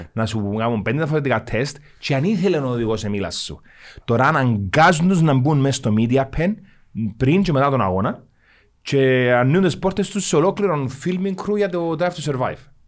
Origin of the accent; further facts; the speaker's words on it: Cyprus; Είμαι από την Κύπρο